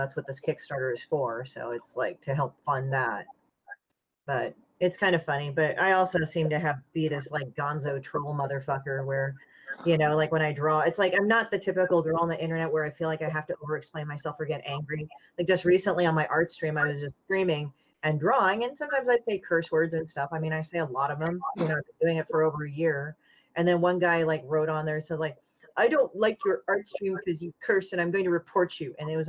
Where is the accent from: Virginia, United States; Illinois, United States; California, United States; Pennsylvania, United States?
Illinois, United States; Chicago; I'm technically from Chicago